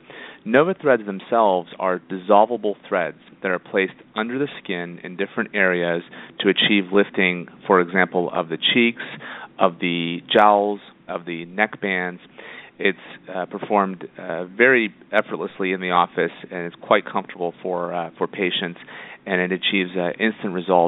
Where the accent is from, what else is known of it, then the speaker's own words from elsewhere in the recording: Indiana, United States; moved away as an adult; also born or lived in Florida / Toronto; now in Los Angeles, United States; I'm originally from Indiana and did all of my schooling there